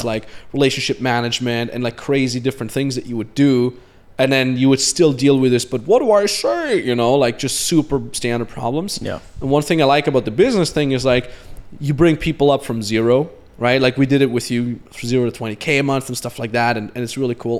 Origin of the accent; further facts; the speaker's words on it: Austria; moved away; we came to Austria to my hometown